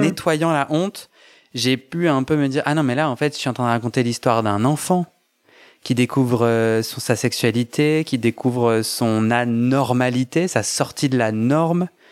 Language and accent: French; Versailles, Île-de-France, France; grandi à Versailles dans un milieu assez conservateur